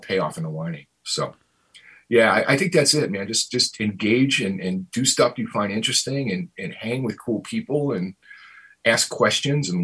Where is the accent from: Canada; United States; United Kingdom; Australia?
United States; Cicero, Illinois; also born or lived in Berwyn, Illinois; I grew up in Berwyn and Cicero, Illinois